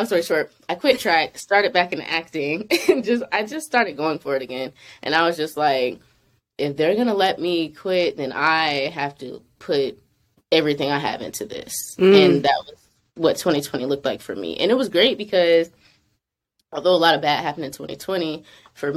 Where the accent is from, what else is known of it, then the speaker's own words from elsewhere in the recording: Charlotte, North Carolina, United States; now in Atlanta, United States; I'm from Charlotte, North Carolina originally, but I'm based in Atlanta